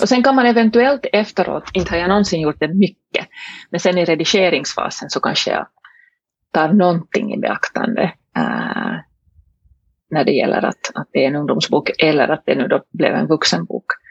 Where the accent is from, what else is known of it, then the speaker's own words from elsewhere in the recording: Helsinki, Uusimaa, Finland; first language Swedish; Jag äh, är hemma från Helsingfors i, i Finland. Äh, svenska är alltså mitt modersmål